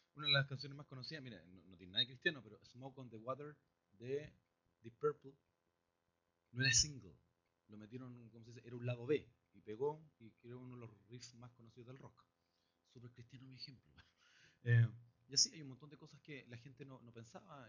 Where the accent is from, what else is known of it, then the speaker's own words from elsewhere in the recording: Chile; si somos chilenos